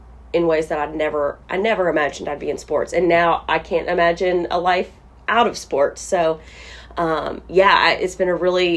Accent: Bowling Green, Kentucky, United States; this is my hometown

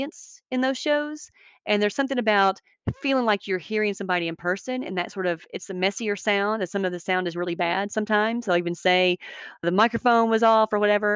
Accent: Alabama, United States; I'm also from Alabama

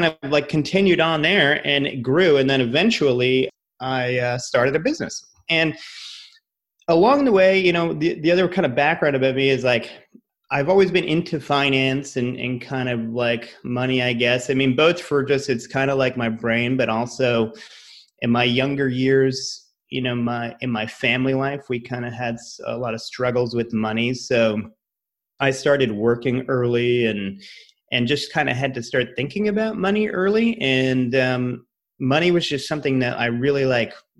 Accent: Rhode Island, United States; moved away as an adult; also born or lived in Massachusetts / New York / Los Angeles; I'm from Rhode Island, went to school in Massachusetts.

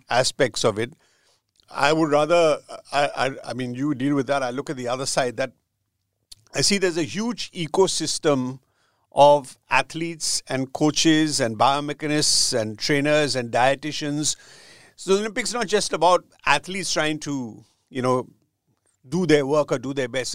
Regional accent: India; growing up in India

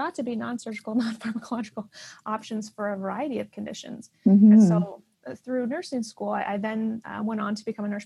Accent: Iowa, United States; I was born in Iowa in the U.S.

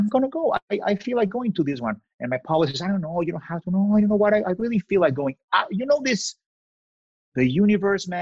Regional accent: Mexico; moved away as an adult; now in Los Angeles, United States; I'm from Mexico.

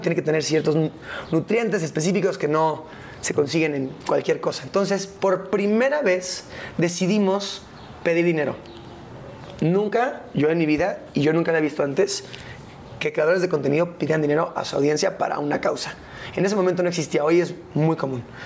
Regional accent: Mexico; es mi casa, es, es donde yo nací, es donde yo crecí, es mi país.

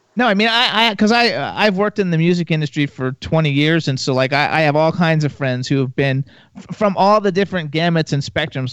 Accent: Miami, Florida, United States; moved away as an adult; also born or lived in West Palm Beach, Florida / Jacksonville, Florida / Gainesville, Florida; now in Palm Springs, United States; I grew up in Miami, and I went to high school in West Palm Beach, Jacksonville uh, for high school, uh, uh, and then Gainesville for University of Florida. So like, I'm a native Floridian, and now we're in Palm Springs, California

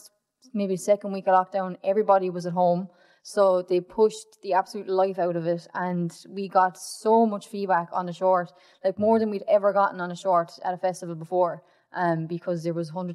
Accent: Limerick, Munster, Ireland; moved away as an adult; now in Dublin, Ireland; I'm from Limerick

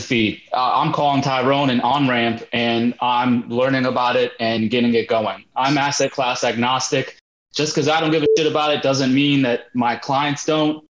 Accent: India; I'm Indian

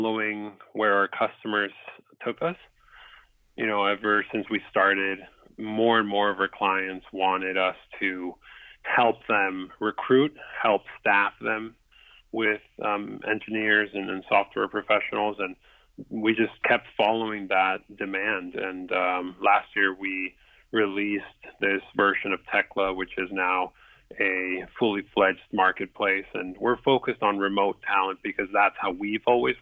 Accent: Lima, Peru; now in United States; I'm from Lima, Peru, originally. I moved up to the States probably 17 years ago already

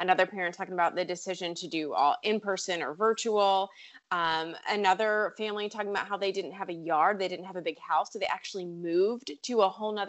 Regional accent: Richmond, Virginia, United States; Hey, that's my hometown.

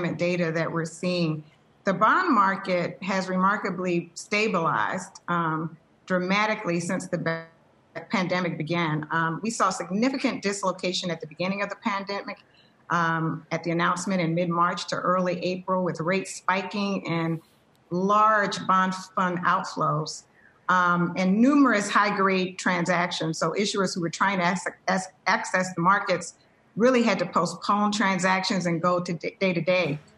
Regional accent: the South, United States; moved away; I grew up in the South

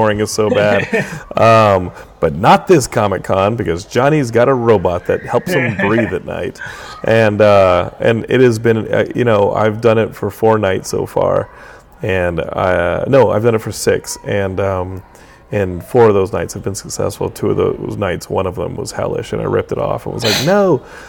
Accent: Austin, Texas, United States; I grew up in Austin, and Origin and Ultima were like the big thing, and because it was local.

